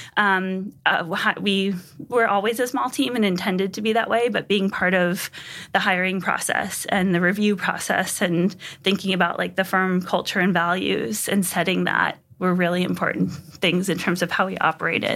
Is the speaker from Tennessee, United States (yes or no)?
no; Pomfret, Connecticut, United States; I grew up in New England in a small town in Connecticut called Pomfret